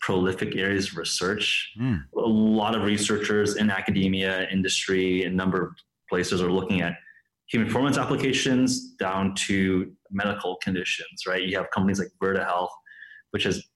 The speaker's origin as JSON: {"language": "English", "town": "Los Angeles", "region": "California", "country": "United States", "tie": "born or raised there", "said": "I grew up in Los Angeles, spent basically my entire life in California"}